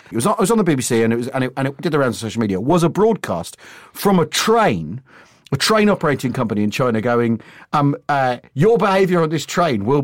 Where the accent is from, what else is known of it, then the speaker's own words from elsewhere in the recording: United Kingdom; right I am because because well, well, we're British.